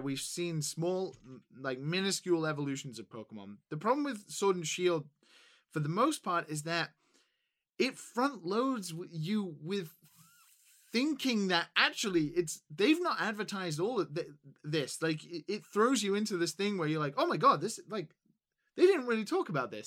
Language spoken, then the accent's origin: English; England, United Kingdom; as an English person